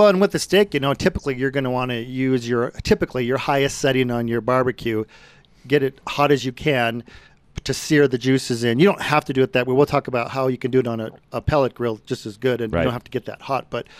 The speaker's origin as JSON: {"language": "English", "town": "Brighton", "region": "Colorado", "country": "United States", "tie": "born or raised there", "said": "That was the biggest group we ever did on the farm I grew up in Brighton."}